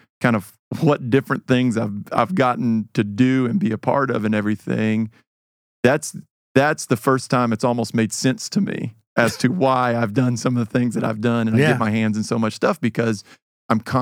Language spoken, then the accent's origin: English; Atlanta, Georgia, United States; moved away; also born or lived in Knoxville, Tennessee; Originally, Atlanta. I was born down there and grew up some in Knoxville